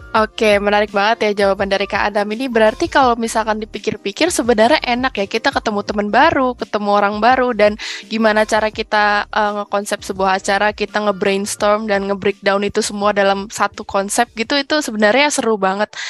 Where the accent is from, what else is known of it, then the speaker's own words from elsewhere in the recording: Bekasi, West Java, Indonesia; aku dari Bekasi